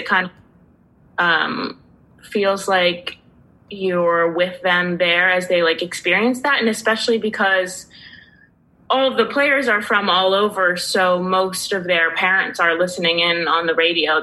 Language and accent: English; Pennsylvania, United States; grew up in Pennsylvania, and my parents would take trips down to the Jersey Shore